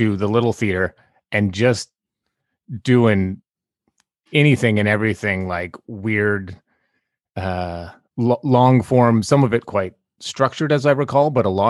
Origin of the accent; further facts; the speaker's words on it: Summerland, British Columbia, Canada; moved away; I'm from Summerland